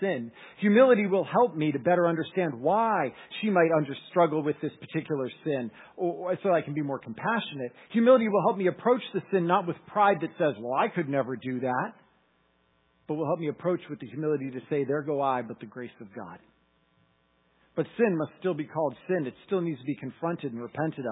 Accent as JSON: {"language": "English", "region": "Massachusetts", "country": "United States", "said": "I'm from Massachusetts"}